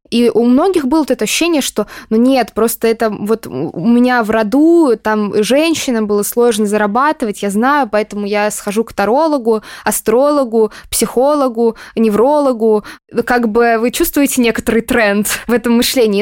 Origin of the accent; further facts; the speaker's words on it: Moscow, Russia; я из Москвы